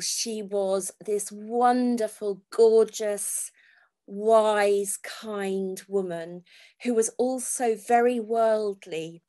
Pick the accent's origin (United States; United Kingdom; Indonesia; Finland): United Kingdom; Falmouth, South West England; also born or lived in Redruth, Cornwall; I was born in Redruth in Cornwall, but my parents actually lived in Falmouth.